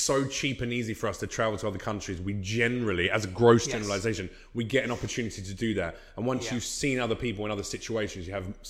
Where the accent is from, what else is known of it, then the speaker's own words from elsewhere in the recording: Australia; accent: Australian; Yeah, he heard my accent.